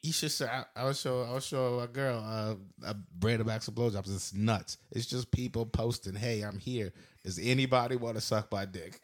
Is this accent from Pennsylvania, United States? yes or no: yes; near Philadelphia, Pennsylvania, United States; moved away; I'm from Philly, but I grew up in, like, a, about an hour north or south, whatever, somewhere, somewhere near Philly, an hour away